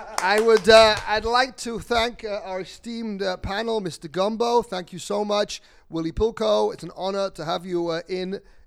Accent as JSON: {"language": "English", "region": "England", "country": "United Kingdom", "said": "I'm English."}